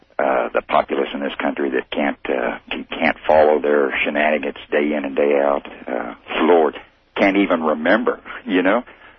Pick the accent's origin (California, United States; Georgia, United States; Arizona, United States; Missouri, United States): Missouri, United States; Kansas City; I'm the socialist from Kansas City.